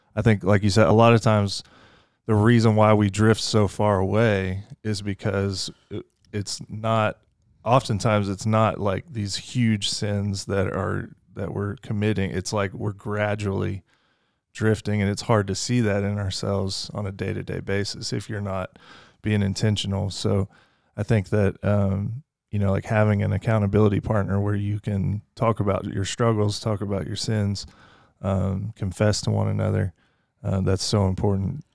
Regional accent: Fort Worth, Texas, United States; also born or lived in Lake Charles, Louisiana; now in Kentucky, United States; I grew up a lot in Fort Worth, Texas, so kinda dual citizen kinda thing

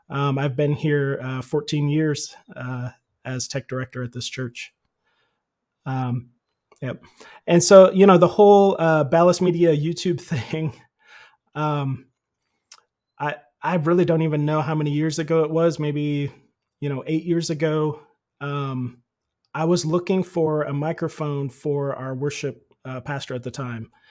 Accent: Philippines; I grew up in the Philippines. My parents were missionaries there, and I started doing sound in their church like in seventh grade.

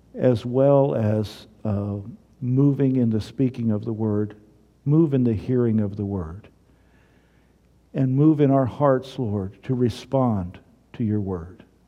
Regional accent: Missouri, United States; I'm from Missouri.

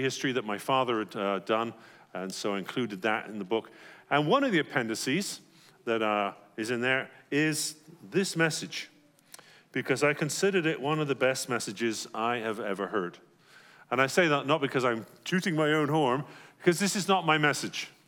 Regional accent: England, United Kingdom; moved away; growing up in England

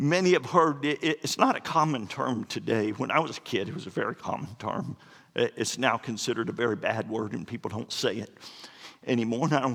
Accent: Florida, United States; moved away; I'm from Florida

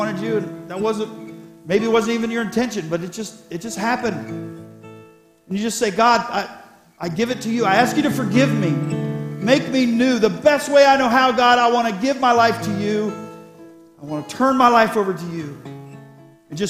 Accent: Columbus, Ohio, United States; Columbus. I said, I pastor there

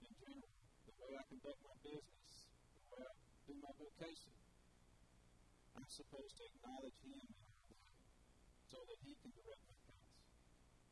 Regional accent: Milan, Tennessee, United States; After we were born, we grew up in Miami, Tennessee, and that's where I'm from

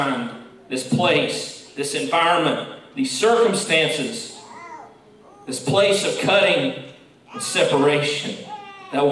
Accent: West Virginia, United States; moved away; Growing up in West Virginia

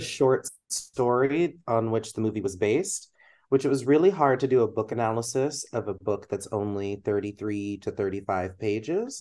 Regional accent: Texas, United States; moved away as an adult; now in Midwest, United States; growing up in Texas

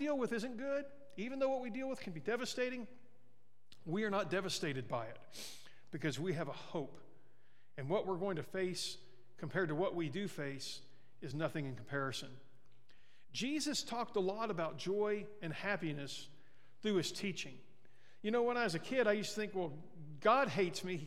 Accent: Mexico, Missouri, United States; now in Sierra Vista, United States; my hometown in Missouri, in Mexico

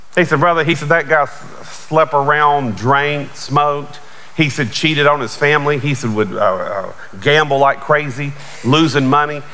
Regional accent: Charlotte, North Carolina, United States; I grew up right outside of Charlotte.

